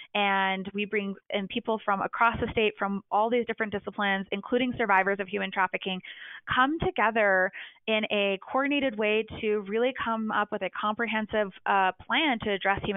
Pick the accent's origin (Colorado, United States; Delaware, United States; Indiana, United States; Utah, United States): Colorado, United States; moved away as an adult; also born or lived in Houston, Texas; I'm a native Coloradan